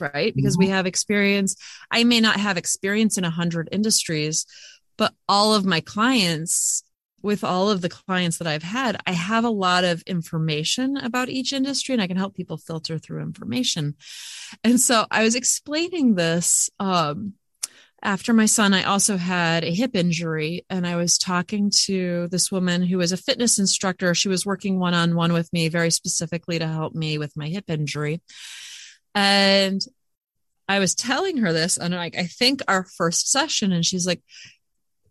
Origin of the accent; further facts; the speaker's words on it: United States; I think I'm American